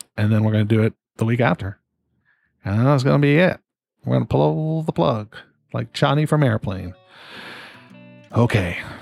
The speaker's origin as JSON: {"language": "English", "country": "Canada", "said": "being a Canadian"}